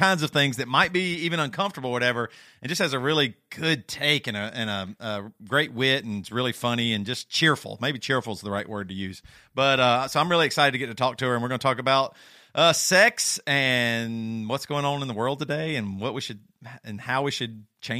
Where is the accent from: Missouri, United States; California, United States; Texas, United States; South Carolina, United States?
South Carolina, United States; Our voices might all sound the same. We're all from South Carolina, so a lot of times people can't hardly tell us apart